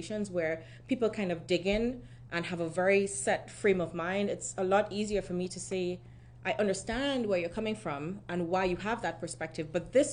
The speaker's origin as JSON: {"language": "English", "country": "Trinidad & Tobago", "tie": "born or raised there", "also_born_or_lived": "Germany", "moved": "as an adult", "lives_now": "United States", "said": "So I'm from Trinidad and Tobago originally, which is in the Caribbean."}